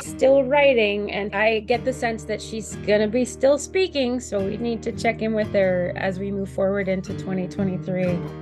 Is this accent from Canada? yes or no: yes; Canada; here I am as a Canadian